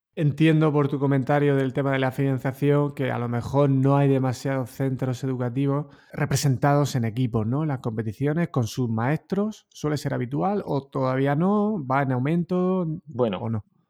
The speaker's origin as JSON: {"language": "Spanish", "town": "Totana", "region": "Region of Murcia", "country": "Spain", "tie": "born or raised there", "said": "no hubiera salido de Totana, ¿no? de mi pueblo"}